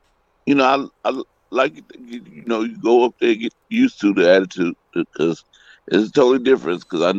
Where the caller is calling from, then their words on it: Richmond, California, United States; I'm calling from Richmond, California.